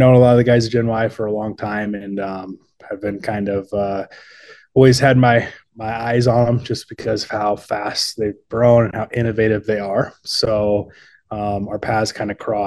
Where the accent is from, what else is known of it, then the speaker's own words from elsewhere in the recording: Elkhart County, Indiana, United States; also born or lived in Steamboat Springs, Colorado; born and raised in Indiana, Elkhart County, which is the RV capital of the world.